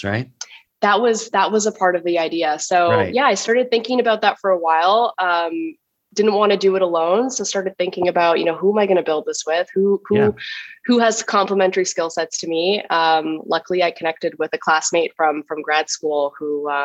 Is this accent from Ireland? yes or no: no; Ottawa, Ontario, Canada; moved away as an adult; also born or lived in Halifax, Nova Scotia / Toronto; now in New York, United States; I grew up in Ottawa, Canada